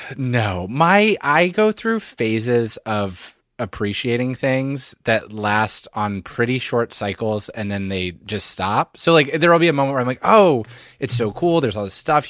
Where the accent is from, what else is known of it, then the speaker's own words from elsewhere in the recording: Philadelphia, Pennsylvania, United States; also born or lived in Montreal; I'm from Philadelphia, suburban Philadelphia